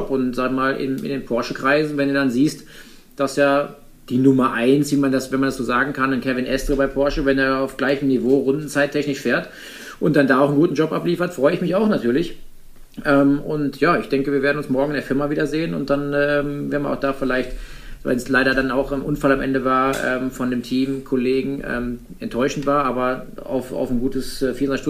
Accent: Rhineland-Palatinate, Germany; die Nordschleife hat halt einfach seinen besonderen Heiz, Reiz. Plus, dass meine Heimat ist, plus dass ich schon mal gewinnen durfte da oben.

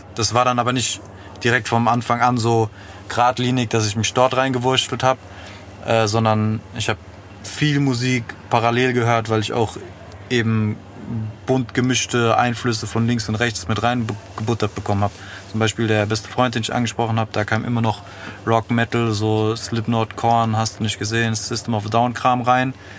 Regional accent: Frankfurt, Hesse, Germany; ich bin im Western groß geworden

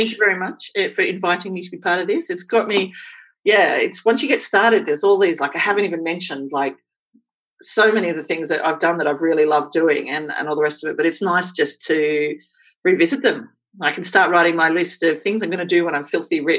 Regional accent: Queensland, Australia; born there; I was born in Queensland.

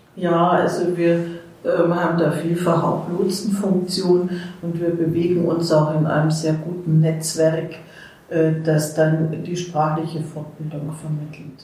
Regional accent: Mannheim, Baden-Württemberg, Germany; moved away as an adult; now in Erfurt, Germany; Ich komme aus Mannheim

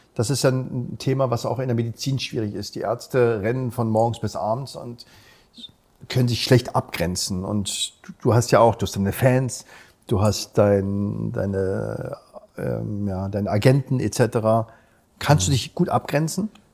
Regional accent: Berlin, Germany; Ich bin ja in Berliner geboren

